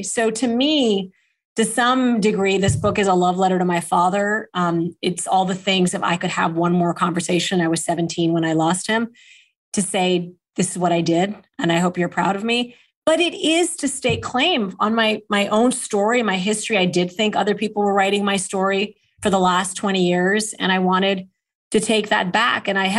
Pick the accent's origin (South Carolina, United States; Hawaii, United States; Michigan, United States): Michigan, United States; Kalamazoo; born there; And I was born in Kalamazoo, Michigan. But when I was two, my father was diagnosed with renal failure